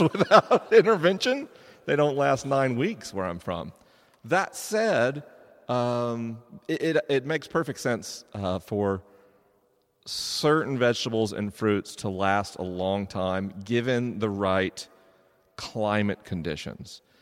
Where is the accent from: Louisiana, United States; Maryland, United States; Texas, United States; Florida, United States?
Florida, United States; I grew up in Florida